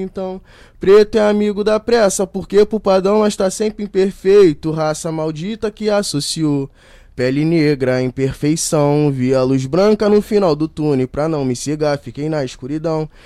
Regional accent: Rio de Janeiro, Brazil; moved away as an adult; now in Rio das Ostras, Brazil; eu nasci ali no Rio de Janeiro, na Ilha do Governador

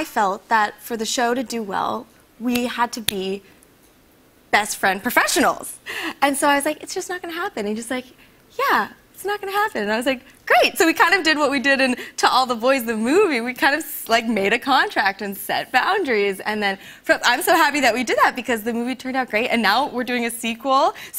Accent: Washington, United States; also born or lived in Vietnam / Chicago; So my parents brought me to Chicago and then to Washington State, where I lived on Whidbey Island, which I don't know if you're familiar with it, but Whidbey Island is a farm island.

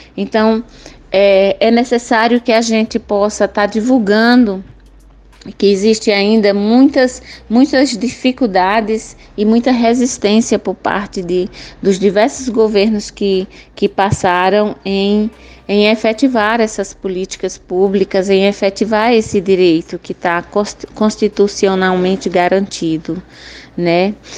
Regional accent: Cabrobó, Pernambuco, Brazil; sou do município de Cabrobó, meu povo chama Trucá

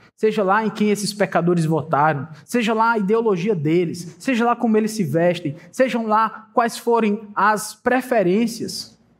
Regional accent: Brazil; Sou brasileiro

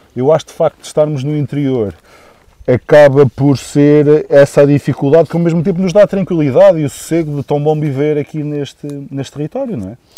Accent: Valdemendins, Douro, Norte, Portugal; also born or lived in Peso da Régua; Sou um douriense, assim, de origem, nascido e criado em Valdemendins, agora na Régua

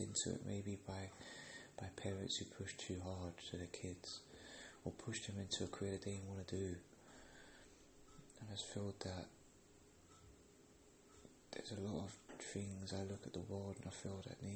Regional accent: London, United Kingdom; I'm from England, I'm from London, and yeah, there's a lot of opportunities for us people that live here

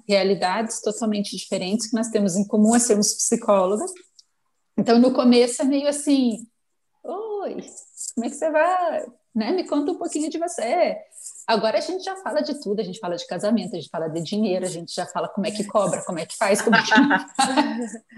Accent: Fazenda Rio Grande, Paraná, Brazil; eu sou de Curitiba, de verdade, uma cidadezinha metropolitana de Curitiba, que é a Fazenda Rio Grande

